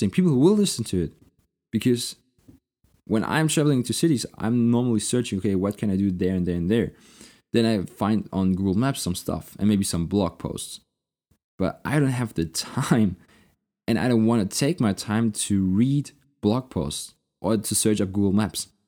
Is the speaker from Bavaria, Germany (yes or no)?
yes; Munich, Bavaria, Germany; You know, if I'm going to city, which is my hometown, I want to eat the local food, especially in Munich in Bavaria.